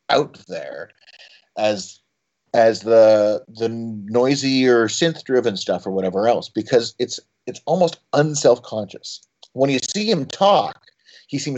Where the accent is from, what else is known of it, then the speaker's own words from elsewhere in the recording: Canada; Well, and then at add to that being Canadian, who are just about the most judgmental nation on earth